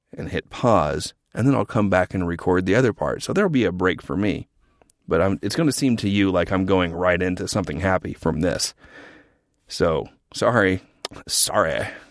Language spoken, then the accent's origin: English; Norman, Oklahoma, United States; I'm from a town half an hour south of Oklahoma City called Norman.